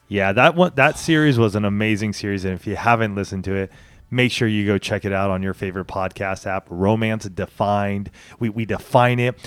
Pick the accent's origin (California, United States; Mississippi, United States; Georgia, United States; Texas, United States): California, United States; Banning; moved away as an adult; now in San Diego, United States; I grew up in a place called Banning